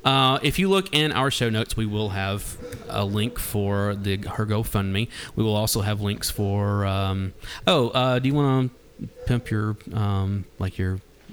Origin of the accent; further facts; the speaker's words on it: Nashville, Tennessee, United States; I'm a lifer. You know, like, it's always, I've got Nashville tattooed on my arm.